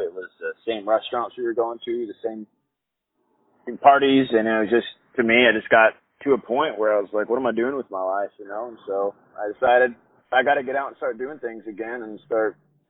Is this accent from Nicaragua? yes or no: yes; Nicaragua; moved away; Like I said, I grew up in Nicaragua. I grew up just literally adventuring was our job down there